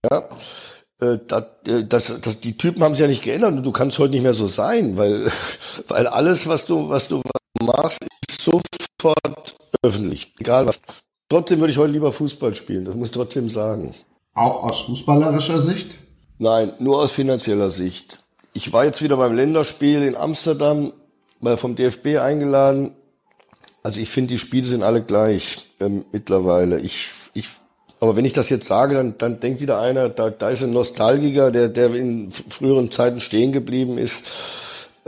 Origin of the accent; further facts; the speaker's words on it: Dortmund, North Rhine-Westphalia, Germany; als ich in meine Heimatstadt zurückkomme nach dem Dschungelcamp. Ich weiß noch damals in McDonald's in Dortmund ist der ganze Verkehr zusammengebrochen